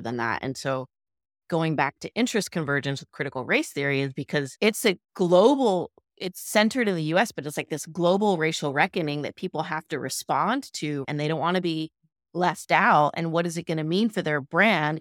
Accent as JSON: {"language": "English", "region": "Midwest", "country": "United States", "tie": "born or raised there", "also_born_or_lived": "Los Angeles, California", "moved": "as an adult", "lives_now": "San Gabriel Valley, United States", "said": "Born in L A, lived in the San Gabriel Valley, moved to the Midwest when I was seven 'cause of my dad's job"}